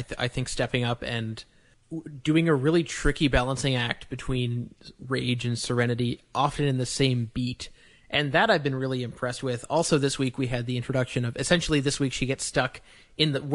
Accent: Canada; as a Canadian

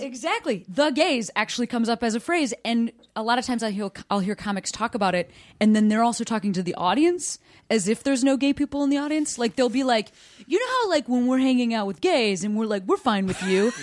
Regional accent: Chicago, Illinois, United States; moved away as an adult; I moved back to my hometown Chicago

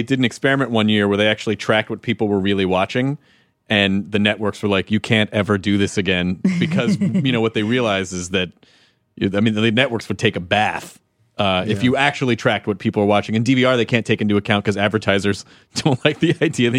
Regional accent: Louisville, Kentucky, United States; I was born in Louisville.

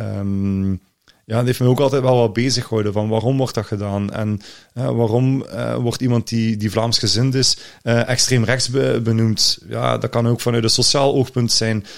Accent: Limburg, Flanders, Belgium; als Limburger

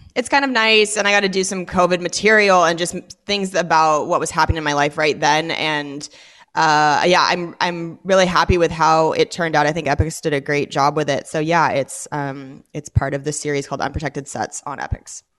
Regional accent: Washington, United States; born or raised there; moved away as an adult; also born or lived in Los Angeles

